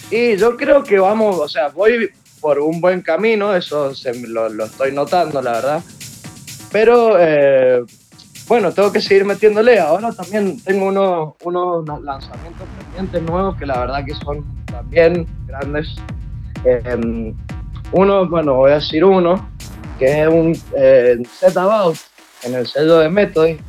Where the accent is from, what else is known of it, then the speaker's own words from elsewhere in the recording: Mendoza, Argentina; nací en Mendoza, Argentina.